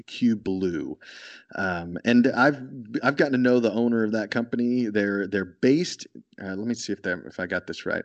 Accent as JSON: {"language": "English", "region": "Texas", "country": "United States", "said": "I'm from Texas"}